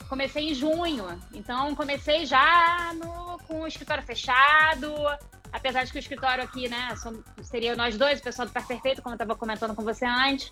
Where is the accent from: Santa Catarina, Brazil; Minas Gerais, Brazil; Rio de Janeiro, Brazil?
Rio de Janeiro, Brazil; moved away as an adult; sou carioca, já tá? Morei fora, voltei, morei fora, voltei